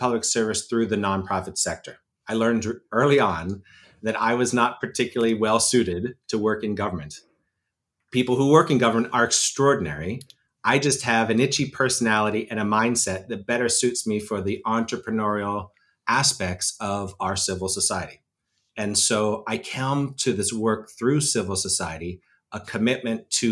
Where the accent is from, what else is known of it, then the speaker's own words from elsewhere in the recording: Pittsburgh, Pennsylvania, United States; I'm a Western Pennsylvania kid, which matters because I'm coming to you from Pittsburgh, Pennsylvania, which is my hometown